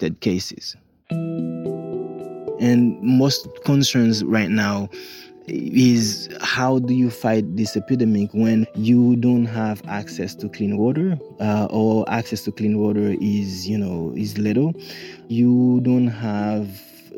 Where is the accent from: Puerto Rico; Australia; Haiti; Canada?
Haiti; Jérémie, Grand'Anse; Jeremy, for instance, which is my hometown where I was born